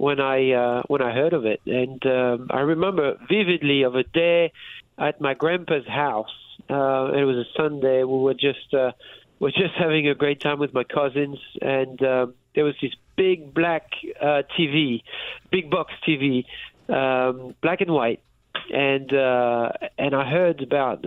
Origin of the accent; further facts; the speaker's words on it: France; moved away; I was raised in France